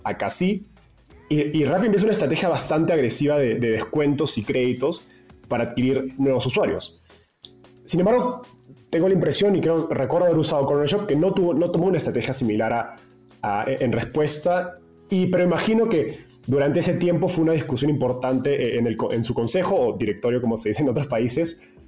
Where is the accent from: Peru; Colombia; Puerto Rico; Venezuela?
Peru; moved away as an adult; now in Mexico; soy peruano